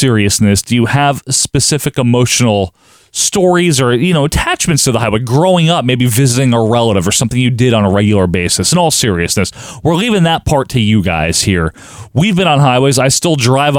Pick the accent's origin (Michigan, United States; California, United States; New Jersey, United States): New Jersey, United States; my home state of New Jersey